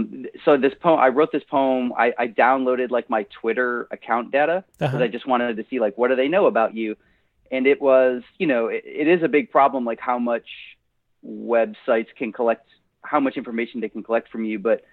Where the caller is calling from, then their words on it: Louisville, Kentucky, United States; Yeah, so I live in Nashville, but I'm actually in Louisville.